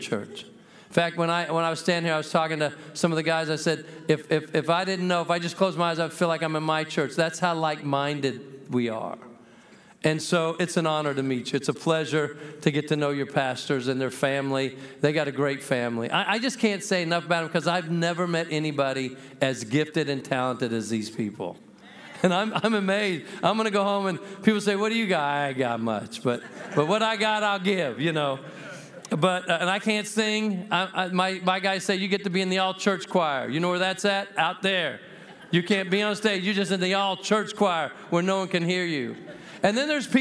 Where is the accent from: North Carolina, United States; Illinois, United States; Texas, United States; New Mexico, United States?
New Mexico, United States; I'm from the People's Republic of New Mexico.